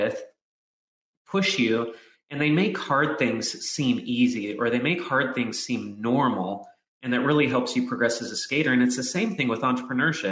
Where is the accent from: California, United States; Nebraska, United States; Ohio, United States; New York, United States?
California, United States; Southern; I grew up in Southern California where all the pros are